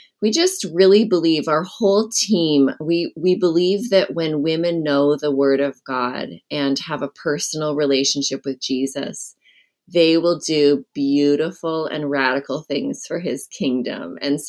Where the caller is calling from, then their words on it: Brush Prairie, Washington, United States